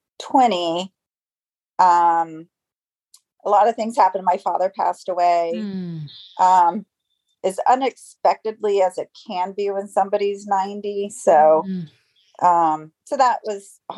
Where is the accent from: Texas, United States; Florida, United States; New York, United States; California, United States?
Florida, United States; Tampa; also born or lived in Orlando, Florida; I'm from Tampa, Florida. I was born and raised here.